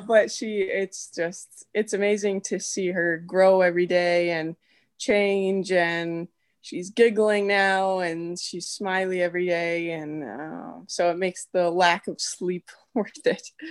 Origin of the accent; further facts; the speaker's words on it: Edmonton, Alberta, Canada; moved away as an adult; now in Ohio, United States; born and raised in Edmonton, Alberta, um, but now married to an American boy, and, uh, we live in Ohio